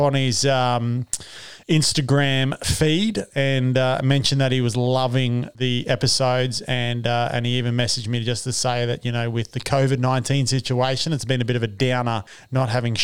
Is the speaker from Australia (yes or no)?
yes; Western Australia, Australia; moved away; we're West Australian